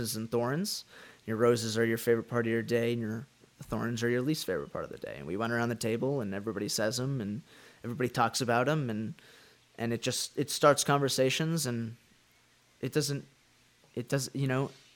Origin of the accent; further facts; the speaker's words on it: Dallas, Texas, United States; I am from Dallas, Texas